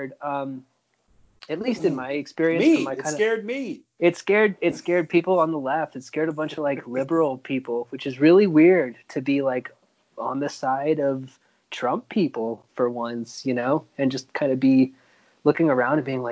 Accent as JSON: {"language": "English", "region": "Oklahoma", "country": "United States", "tie": "born or raised there", "said": "I grew up in Oklahoma, dude. Like, I grew up deep in the thick"}